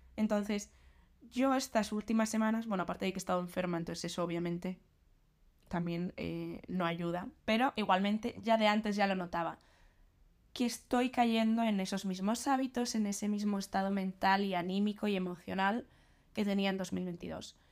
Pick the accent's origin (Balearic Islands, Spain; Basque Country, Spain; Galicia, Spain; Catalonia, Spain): Galicia, Spain; moved away as an adult; also born or lived in Madrid; now in Santander, Spain; mi pueblo, en Galicia